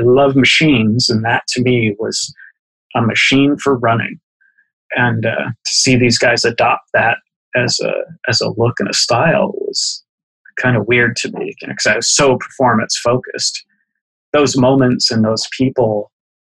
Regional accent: Boston, Massachusetts, United States; as a kid growing up in Boston

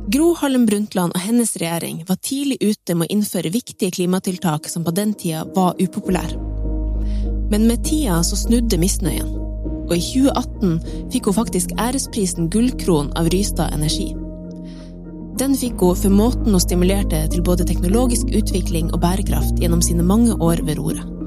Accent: Norway; her hjemme i Norge

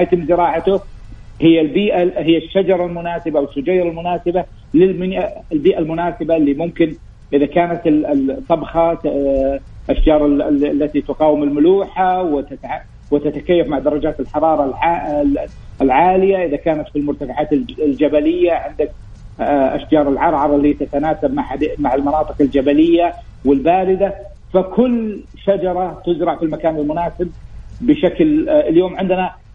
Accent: Saudi Arabia; المملكه رغم انها صحراء ولكن ما هي فقيره في الغطاء النباتي، عندنا اكثر من 2500 نوع من النبات

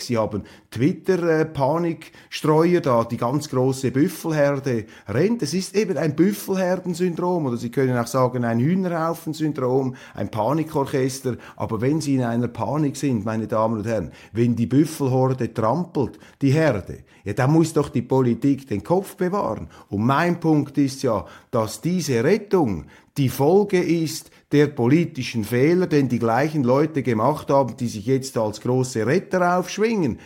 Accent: Switzerland; als Schweizer

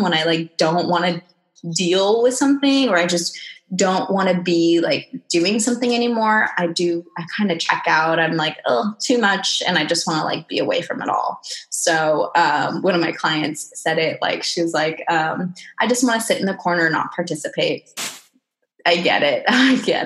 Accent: Okinawa, Japan; I'm half Japanese, half Mexican. I was born in Okinawa, Japan

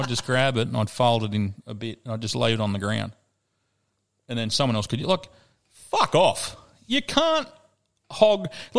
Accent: Australia; I'm an Australian

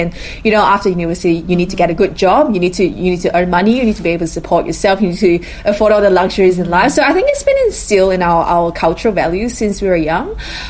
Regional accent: Malaysia; moved away as an adult; now in Sydney, Australia; I'm living in Sydney in Australia. And I was from Malaysia and I came to Sydney for university when I was 18.

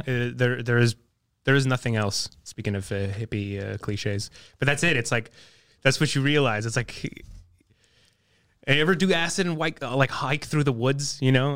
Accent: Montreal, Quebec, Canada; also born or lived in NDG, Montreal; growing up in the West Island

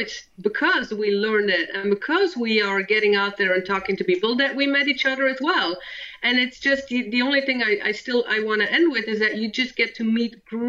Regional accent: Belgium; first language Dutch and French; English is a second language; moved away as an adult; I was born and raised in Belgium

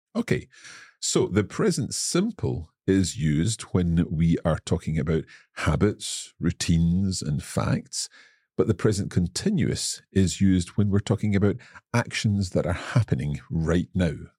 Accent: Scotland, United Kingdom; I am from Scotland

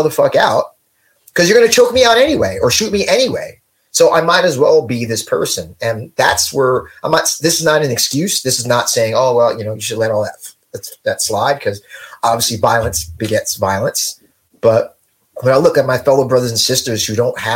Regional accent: West Orange, New Jersey, United States; moved away as an adult; also born or lived in New York; I grew up in West Orange, you know, I went to a good school. I lived in New York for 15 years. I'm back here

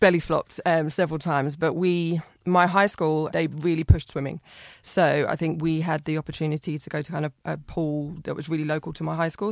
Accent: Ipswich, East of England, United Kingdom; I'm from Ipswich

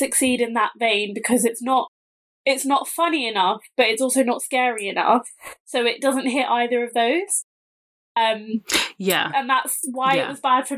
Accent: England, United Kingdom; also born or lived in Bavaria, Germany; as English people

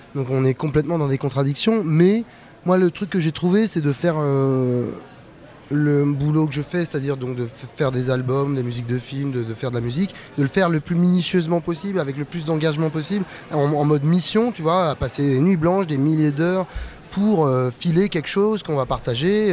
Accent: Meudon, Île-de-France, France; also born or lived in Paris; je suis né en 76 à Paris. J'ai mon père qui est venu et ma mère qui sont venus euh, des Antilles euh, en 63 18 ans. Mon père est un agent de la RATP. On a grandi à Meudon, une banlieue bourge

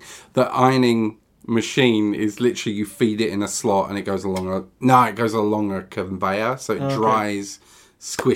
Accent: Essex, East of England, United Kingdom; Growing up in Essex

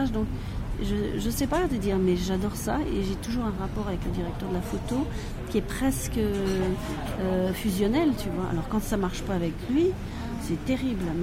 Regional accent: France

